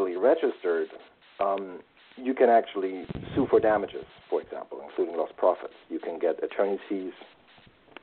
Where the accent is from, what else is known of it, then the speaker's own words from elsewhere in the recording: Germany; moved away as an adult; also born or lived in Washington, D.C. / London / Munich / New York; now in United States; Originally, I am from Germany, studied law there before I moved to the U.S.